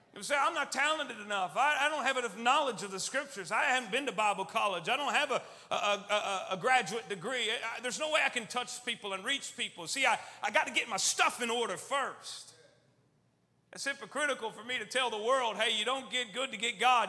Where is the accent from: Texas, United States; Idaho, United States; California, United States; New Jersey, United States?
Texas, United States; Austin; also born or lived in Albany, New York; I'm from Texas, as you can probably tell. Was born up north in New York, actually in Albany, New York, but six months old or so, and I was uh, moved to Austin, Texas, and was raised there